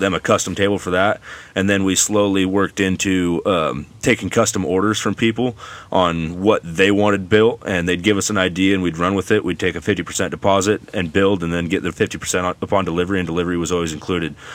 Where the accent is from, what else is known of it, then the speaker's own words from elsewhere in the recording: Gaston, Oregon, United States; also born or lived in Hillsboro, Oregon / Banks, Oregon; grew up actually in Gaston and Banks. Went to both both schools. Uh, kind of raised in Gaston and then finished off at high school, uh, Banks High School